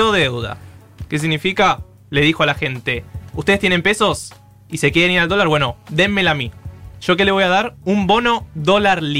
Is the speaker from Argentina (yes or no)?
yes; Buenos Aires, Argentina; Somos todos porteños